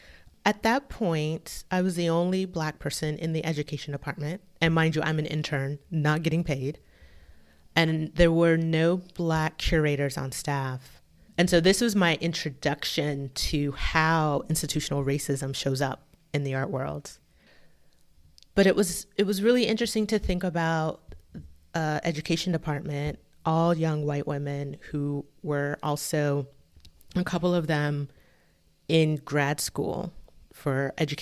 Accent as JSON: {"language": "English", "region": "Florida", "country": "United States", "tie": "born or raised there", "said": "So I grew up in a military family. My dad was in the Navy. And so we spent most of our time in Florida."}